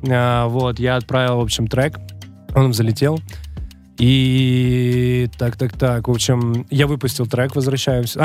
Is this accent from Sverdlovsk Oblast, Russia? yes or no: no; Labytnangi, Yamalo-Nenets Autonomous Okrug, Russia; moved away as an adult; also born or lived in Dubna, Tula Oblast; now in Moscow, Russia; Я вообще родился в Тульской области, это mm. поселок Дубна. А, то есть давненько, да, в 93 году. А, и затем как бы с родителями туда-сюда и поехали на север. Полуостров Ямал, Лабытнанги